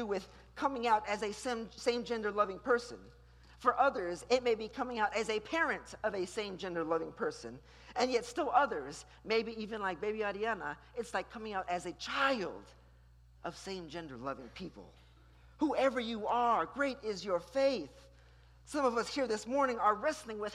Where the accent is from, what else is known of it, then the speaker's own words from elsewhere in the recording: Houston, Texas, United States; I started attending a magnet school across town here in Houston